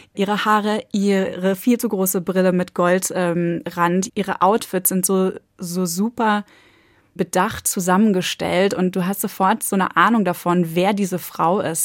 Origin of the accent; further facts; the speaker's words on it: North Sea coast, Germany; Ich komme jetzt von der Nordsee, ich bin im Westen aufgewachsen